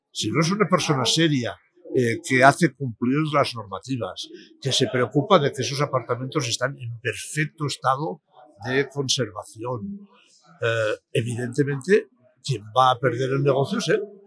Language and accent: Spanish; Palma, Balearic Islands, Spain; en mi tierra, pues, en Palma de Mallorca